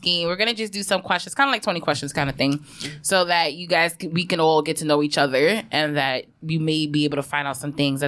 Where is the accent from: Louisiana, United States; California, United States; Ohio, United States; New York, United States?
New York, United States; New York City; I grew up in Harlem